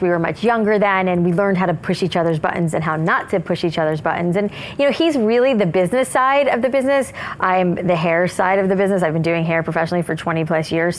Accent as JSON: {"language": "English", "region": "South Florida", "country": "United States", "tie": "born or raised there", "said": "I grew up in South Florida where it was like frizzy hair"}